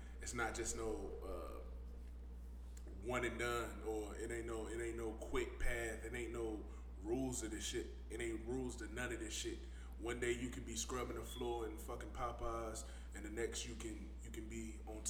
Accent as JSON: {"language": "English", "town": "Savannah", "region": "Georgia", "country": "United States", "tie": "born or raised there", "said": "I come from Savannah, man. I grew up in Savannah"}